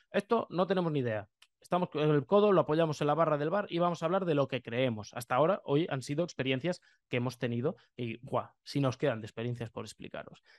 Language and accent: Spanish; Lleida, Catalonia, Spain; yo soy de Lleida